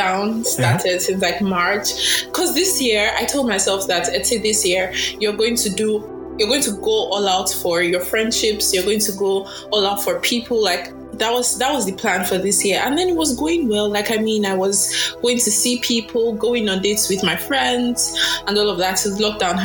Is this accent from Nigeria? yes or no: yes; Edo, Nigeria; Edo, yes. I'm from Edo State.